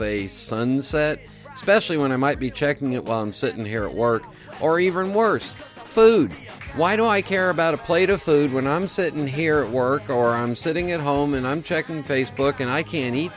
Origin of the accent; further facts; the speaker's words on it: California, United States; I was born and raised in California